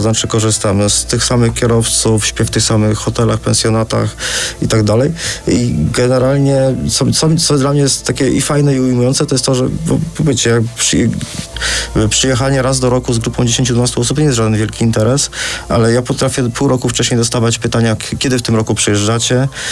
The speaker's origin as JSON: {"language": "Polish", "country": "Poland", "said": "jesteśmy z Polski, a nie z Holandii"}